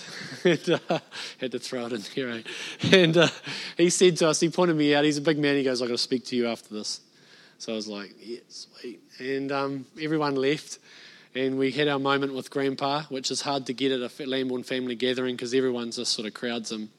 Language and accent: English; Bay of Plenty, New Zealand; moved away; I'm a North Islander. I was born and bred in the Bay of Plenty